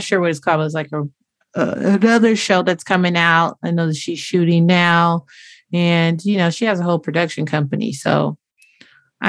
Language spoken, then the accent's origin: English; Inglewood, California, United States; we're both from Inglewood.